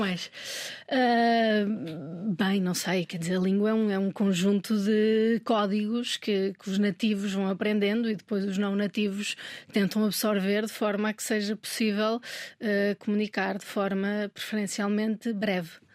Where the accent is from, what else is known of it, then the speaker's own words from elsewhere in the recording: Minho, Portugal; moved away; also born or lived in Lisbon / Brazil; Eu sou minhota e eu noto muita diferença entre o português do Minho e o português de Lisboa nós temos muito, muitas mais palavras do que em Lisboa.